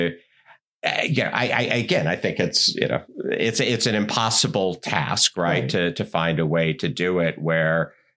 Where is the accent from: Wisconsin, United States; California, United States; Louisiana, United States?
Wisconsin, United States; I grew up in Wisconsin